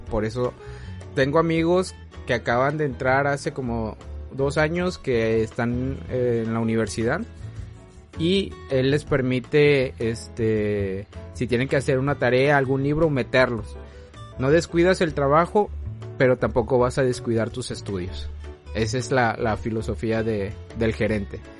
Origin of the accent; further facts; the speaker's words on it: Mexico; aquí en México